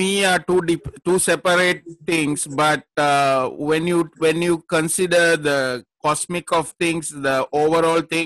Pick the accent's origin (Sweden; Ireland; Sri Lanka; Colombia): Sri Lanka; moved away as an adult; now in Philippines; I'm a Sri Lankan. I was born in Sri Lanka, so I came to the Philippines 15 years ago